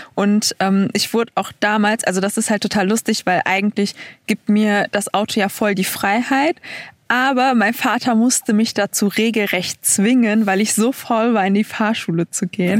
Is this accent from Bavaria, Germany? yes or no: no; Duisburg, North Rhine-Westphalia, Germany; moved away; ich komme ja aus NRW